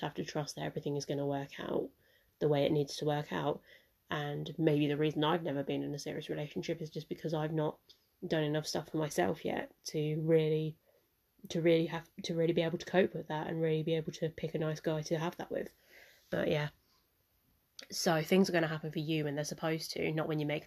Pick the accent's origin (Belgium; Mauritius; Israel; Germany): Mauritius; I'm from Mauritius